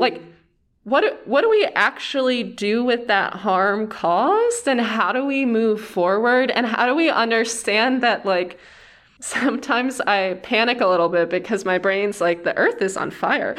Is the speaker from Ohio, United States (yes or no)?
yes; Cleveland, Ohio, United States; moved away as an adult; also born or lived in Wooster, Ohio / Yellowstone; I'm from Ohio and kind of all over. I grew up outside of Cleveland